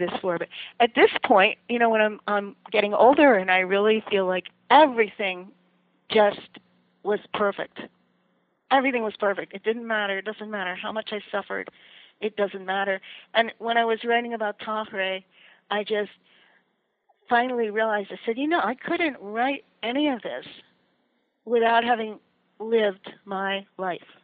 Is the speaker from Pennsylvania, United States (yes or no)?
yes; Allentown, Pennsylvania, United States; I grew up in Allentown, Pennsylvania